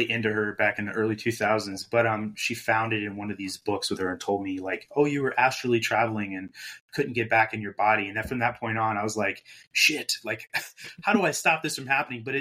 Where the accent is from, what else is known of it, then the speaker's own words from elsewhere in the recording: Germany; so I grew up in Germany. My dad was in the Air Force